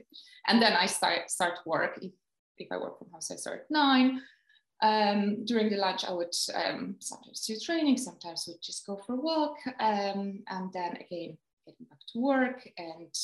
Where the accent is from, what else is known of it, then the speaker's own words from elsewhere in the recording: Poland; moved away as an adult; now in United Kingdom; I'm from Poland, but I've been living in UK since probably over 8 years